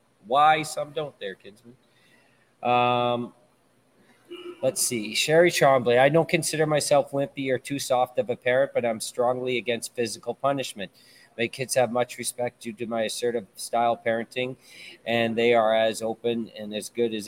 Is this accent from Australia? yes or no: no; Thunder Bay, Ontario, Canada; I am from Thunder Bay, and I curse.